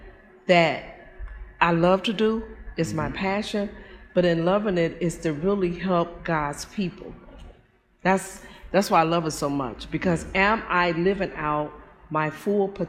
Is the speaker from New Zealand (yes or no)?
no; Chicago, Illinois, United States; also born or lived in Kankakee, Illinois; I'm from Chicago.